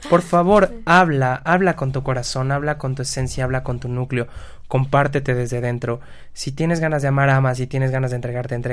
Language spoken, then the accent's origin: Spanish; Mexico; Qué bueno que somos mexicanos